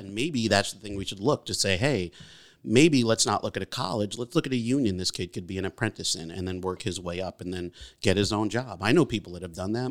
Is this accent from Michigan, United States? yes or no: no; Beacon, New York, United States; also born or lived in Brooklyn, New York; I was born in Brooklyn, but raised here in Beacon